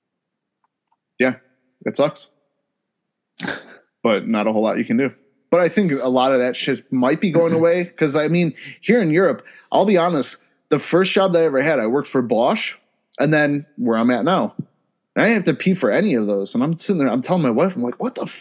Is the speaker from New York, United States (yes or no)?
no; Ohio, United States; I'm from Ohio